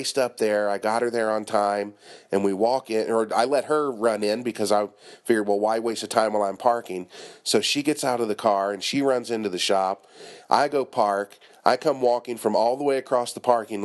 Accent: Cincinnati, Ohio, United States; also born or lived in Northern Kentucky; now in Japan; I'm from Cincinnati, Northern Kentucky, and before I came to Japan

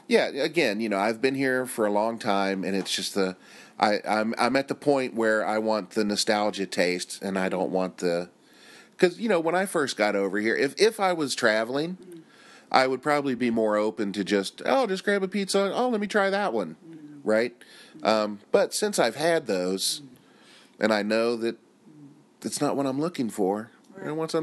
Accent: United States; moved away as an adult; now in Japan; as an American

